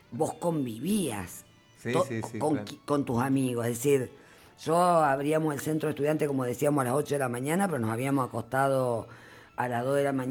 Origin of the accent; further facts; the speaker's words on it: San Luis, Argentina; also born or lived in Mendoza / Buenos Aires; nací en San Luis, viví unos años en San Luis, después estuvimos un tiempo en Mendoza y después estuvimos en Buenos Aires